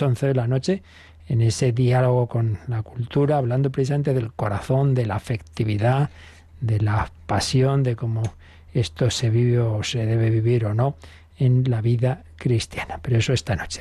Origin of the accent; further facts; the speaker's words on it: Spain; yo español